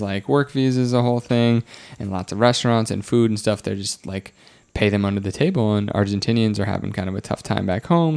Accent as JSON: {"language": "English", "region": "Wisconsin", "country": "United States"}